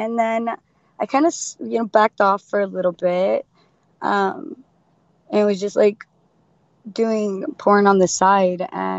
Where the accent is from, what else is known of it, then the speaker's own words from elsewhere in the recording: Florida, United States; Florida, baby.